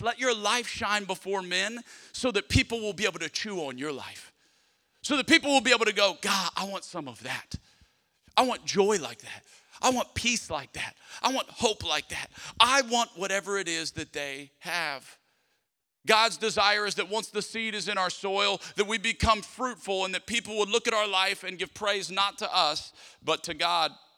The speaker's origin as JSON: {"language": "English", "region": "South Louisiana", "country": "United States", "tie": "born or raised there", "said": "Growing up in South Louisiana"}